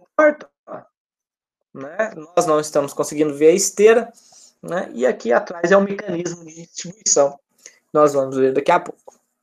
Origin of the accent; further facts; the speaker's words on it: Minas Gerais, Brazil; now in Rio de Janeiro, Brazil; Eu que sou de Minas